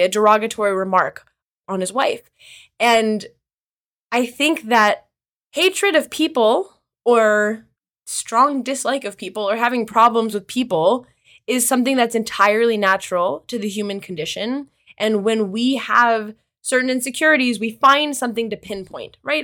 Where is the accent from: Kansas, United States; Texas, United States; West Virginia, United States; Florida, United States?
Kansas, United States; also born or lived in Israel / North Carolina; now in New York, United States; I'm from the Midwest. I'm from Kansas originally